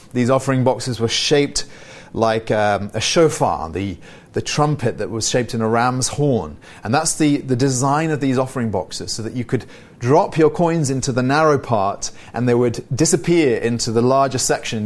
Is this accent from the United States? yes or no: no; United Kingdom; I'm British